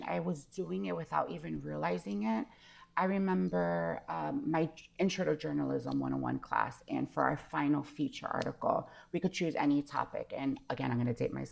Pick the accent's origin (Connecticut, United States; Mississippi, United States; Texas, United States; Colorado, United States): Connecticut, United States; also born or lived in Hawaii; I grew up in Connecticut. I was born in Hawaii, lived in Hawaii till I was about six. Then we moved to Connecticut